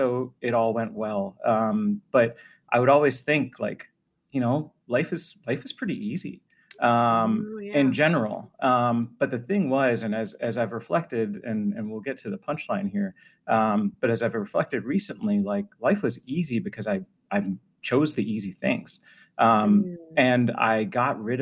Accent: Boston, Massachusetts, United States; moved away as an adult; also born or lived in Washington, D.C.; I grew up in Boston

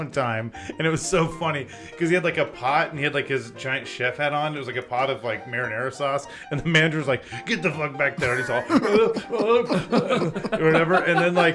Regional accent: Chino Hills, California, United States; the canyon where I grew up in Chino Hills

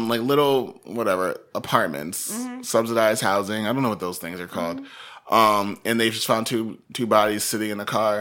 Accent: Waterbury, Connecticut, United States; I've been here since I was 11. I guess you could probably call that my hometown, right? That would make sense. Yeah. Of Waterbury, Connecticut.

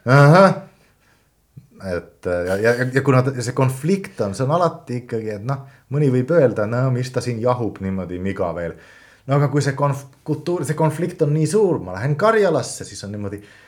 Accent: Finland; Estonian is a second language; now in Estonia; ma olen soomlane

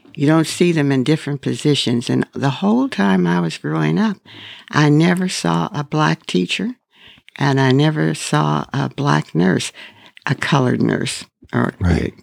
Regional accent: Pittsburgh, Pennsylvania, United States; I grew up in Pittsburgh

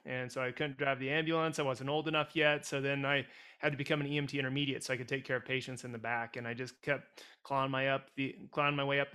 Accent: Wheatland, Wyoming, United States; now in Jackson, United States; I was from Wheatland, so the other corner of the state, but I've been here in Jackson full-time since 2004

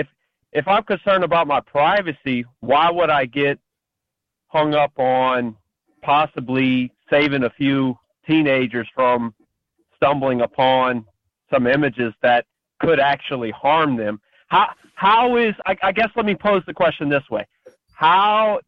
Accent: Louisiana, United States; I'm from Louisiana

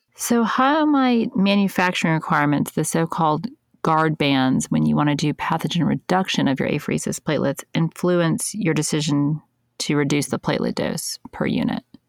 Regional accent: United States; being an American

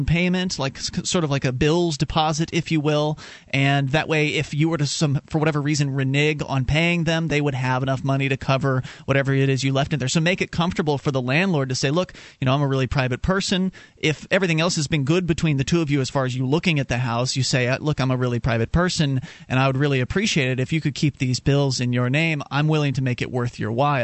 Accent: Florida, United States; now in New Hampshire, United States; we're originally from Florida, and now we're in New Hampshire

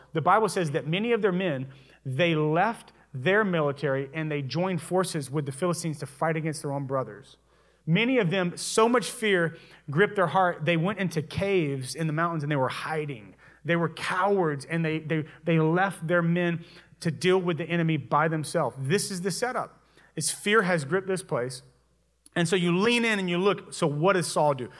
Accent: Louisiana, United States; moved away; I'm originally from Louisiana

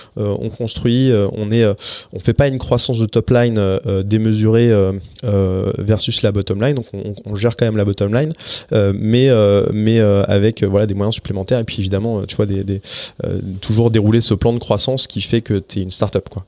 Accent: France; also born or lived in Paris; on est français mais en plus on habite vraiment littéralement à 100 mètres l'un de l'autre dans Paris

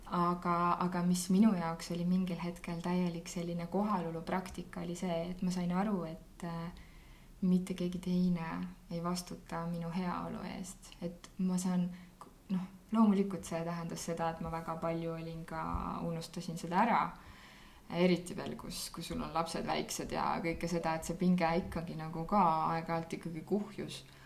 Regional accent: Tartu, Tartu County, Estonia; ma olen Tartust pärit

